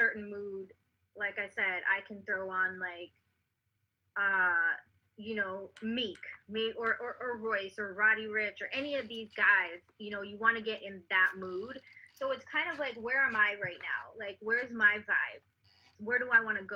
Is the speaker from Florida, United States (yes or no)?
yes; South Florida, United States; also born or lived in South Africa; now in Atlanta, United States; I was born in South Africa, okay. and I grew up in Florida, South Florida, and now I live in Atlanta